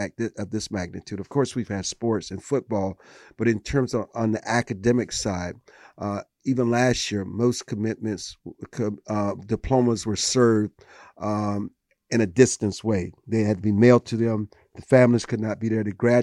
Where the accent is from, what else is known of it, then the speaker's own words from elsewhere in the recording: South Carolina, United States; But you know, it was not just a return to my home state of South Carolina.